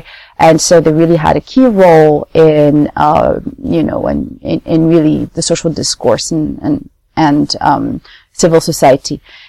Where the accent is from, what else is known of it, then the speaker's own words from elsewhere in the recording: Paris, Île-de-France, France; moved away as an adult; also born or lived in Nairobi, Kenya; growing up in Europe, growing up in France, in Paris.